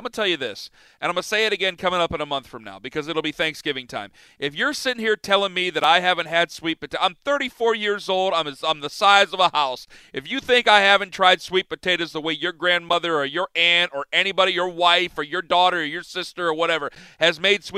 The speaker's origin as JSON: {"language": "English", "area": "Big Ten area", "region": "Midwest", "country": "United States", "said": "I'm from the Big Ten area."}